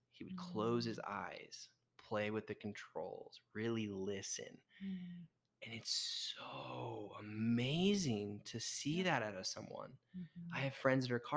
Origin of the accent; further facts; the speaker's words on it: Utah, United States; also born or lived in San Diego; we grew up in Utah